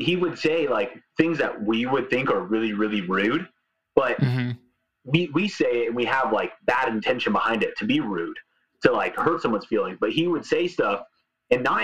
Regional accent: California, United States; I grew up in California

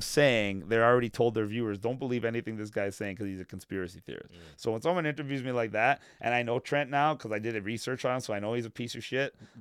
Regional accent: Vaughan, Ontario, Canada; also born or lived in North York, Toronto; I grew up in Woodbridge with a lot of Italians, as a matter of fact.

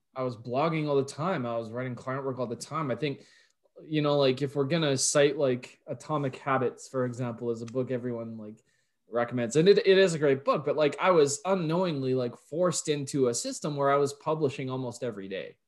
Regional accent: Canada; I'm Canadian

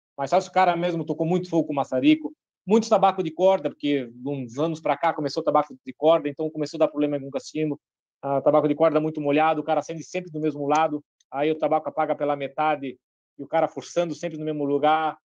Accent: Brazil; eu sou brasileiro

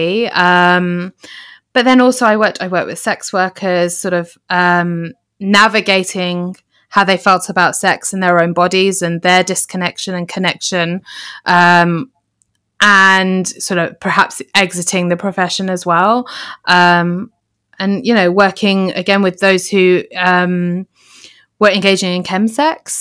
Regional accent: United Kingdom; we're in Britain, and as British Asians

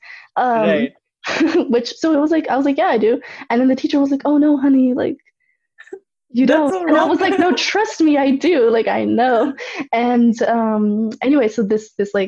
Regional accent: Cupertino, California, United States; also born or lived in San Jose; I live in San Jose, but Cupertino is the city that I, you know, went to school in and everything

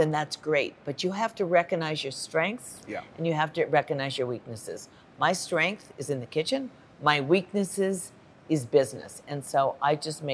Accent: Los Angeles, California, United States; I grew up in Los Angeles, and that's where I live.

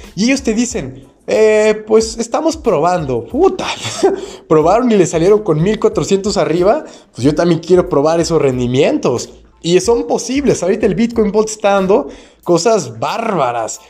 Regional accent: Mexico; yo que soy de México

